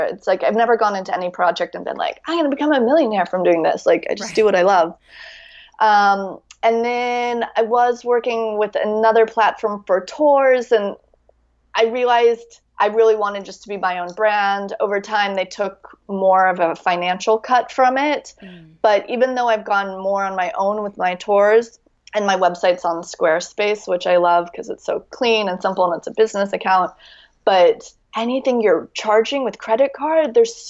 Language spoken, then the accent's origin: English; United States; now in France; Because it's actually the fact that I'm American living in France.